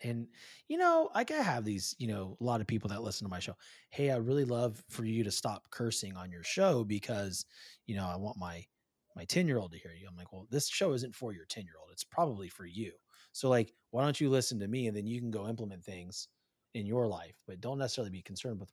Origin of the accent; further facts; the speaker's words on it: California, United States; I'm from Cali. You know, I'm from the West Coast